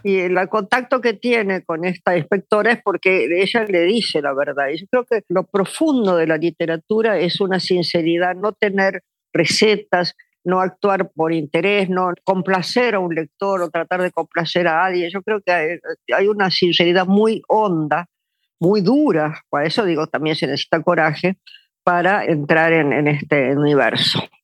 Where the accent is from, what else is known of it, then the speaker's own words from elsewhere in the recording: Argentina; also born or lived in New York; me volví a la Argentina, pero ya en el 89